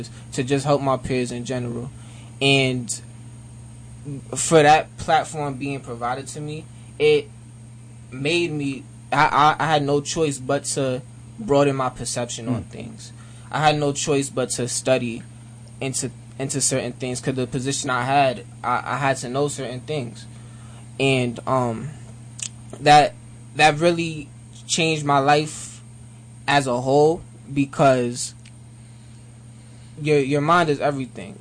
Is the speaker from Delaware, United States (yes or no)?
no; Monticello, New York, United States; I was born and raised in Monticello, New York.